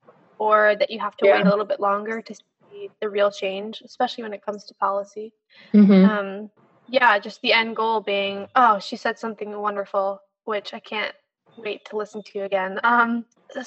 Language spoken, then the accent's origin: English; United States; especially in my generation, especially as American